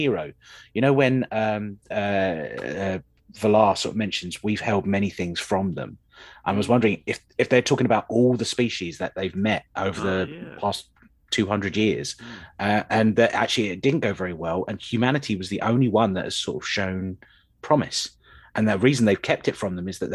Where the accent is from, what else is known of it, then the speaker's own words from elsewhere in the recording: United Kingdom; we seem to do as Brits